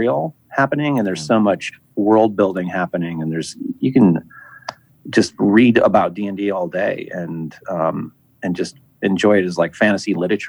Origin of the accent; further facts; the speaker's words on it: Midwest, United States; I grew up in the Midwest